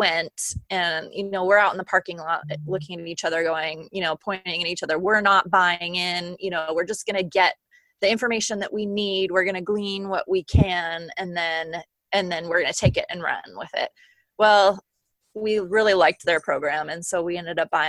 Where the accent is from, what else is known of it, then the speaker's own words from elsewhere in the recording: Bellingham, Washington, United States; moved away as an adult; now in Minnesota, United States; I'm from a little town called Bellingham, Washington, about an hour and a half north of Seattle. I'm currently residing in Minnesota